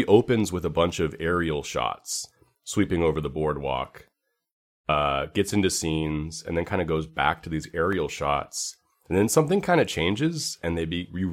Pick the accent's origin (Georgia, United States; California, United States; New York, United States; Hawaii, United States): California, United States; San Francisco; also born or lived in Bay Area; I'm from San Francisco originally and like lived all around the Bay Area